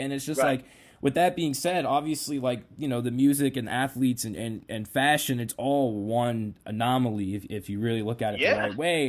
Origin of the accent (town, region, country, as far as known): Boston, Massachusetts, United States